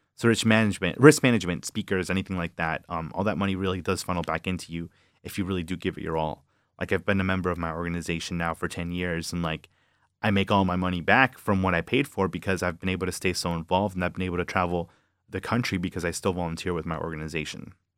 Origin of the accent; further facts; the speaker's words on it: Villa Park, Illinois, United States; moved away as an adult; now in Michigan, United States; I'm from Villa Park, about half hour from the city. Um, you know, born and raised in the suburbs.